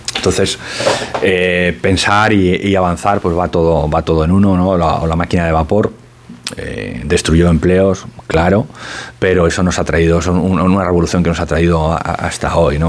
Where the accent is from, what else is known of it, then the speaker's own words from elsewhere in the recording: Spain; e intuye que soy español